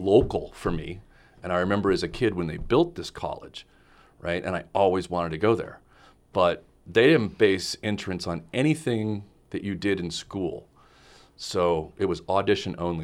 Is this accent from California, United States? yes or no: yes; Los Angeles, California, United States; also born or lived in Glendale, California; I am from Los Angeles, California